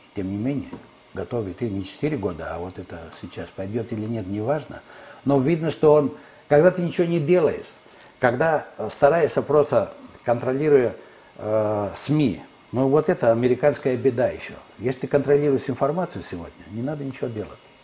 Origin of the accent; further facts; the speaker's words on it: Greece; moved away as an adult; also born or lived in Kyiv, Ukraine; моя страна, где я родился и вырос